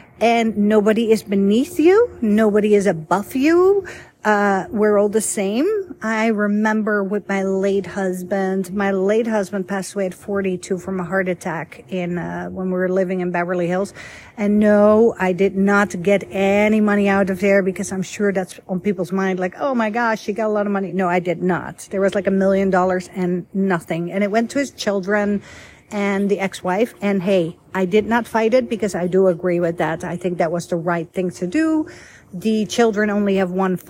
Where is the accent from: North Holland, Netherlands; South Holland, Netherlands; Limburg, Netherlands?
South Holland, Netherlands; Voorschoten; first language Dutch; English is a second language; also born or lived in Egypt / Rome, Italy / Budapest, Hungary / Canada; now in United States; I was born and raised in Holland